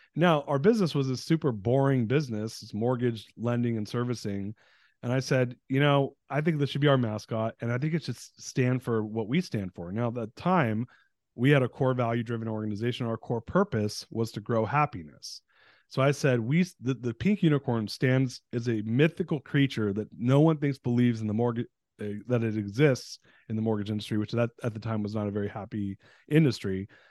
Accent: United States; also born or lived in Iran; I was born in the States, but moved back there, and then we, we fled during um, in nineteen seventy-nine

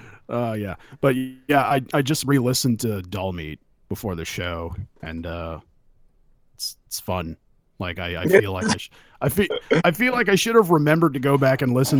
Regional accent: California, United States; I grew up in California

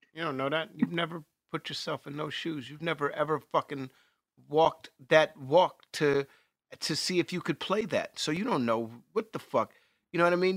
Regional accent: New York City, New York, United States; I grew up in New York City

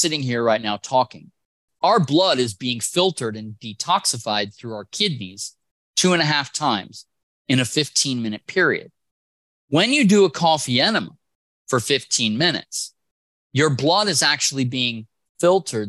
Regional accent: Wisconsin, United States; I'm from Wisconsin

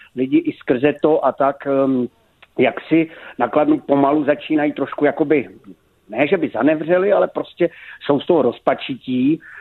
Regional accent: Moravia, Czechia; jsem původem z Moravy

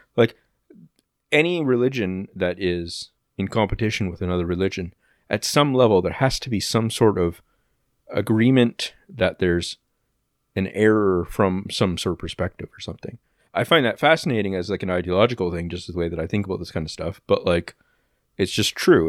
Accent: Oshawa, Ontario, Canada; I don't actually live in Oshawa anymore, but, like, uh, yeah, I was born in Oshawa General Hospital

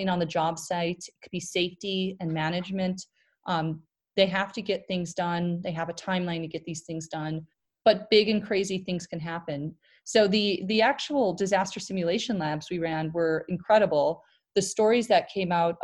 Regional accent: Milwaukee, Wisconsin, United States; moved away; my hometown is Milwaukee, Wisconsin. I lived in the Midwest my entire life.

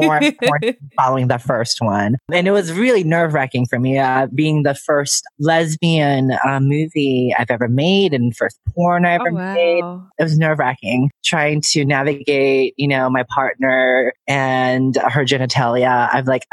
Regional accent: San Francisco, California, United States; I'm born and raised in San Francisco

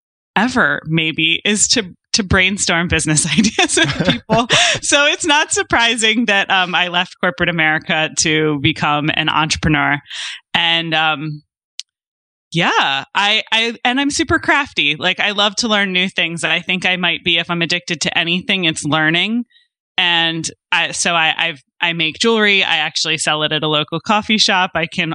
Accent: right outside of Philadelphia, Delaware, United States; moved away as an adult; now in San Diego, United States; I'm originally from the East Coast, so it was a bit of an adjustment moving from like the Northeast Coast right outside of Philadelphia to in the small state of Delaware to San Diego. But I've been here for 5 years now

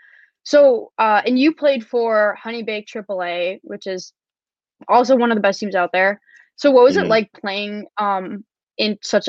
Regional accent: Michigan, United States; You are from Michigan. I am also from Michigan.

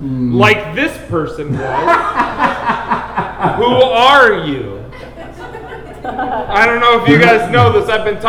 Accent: Detroit, Michigan, United States; Maybe it's because I'm from Detroit.

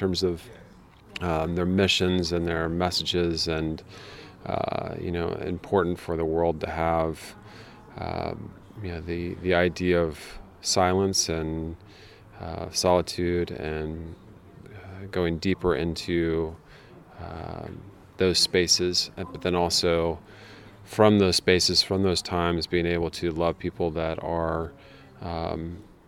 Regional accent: United States; now in Paris, France; I'm originally from America

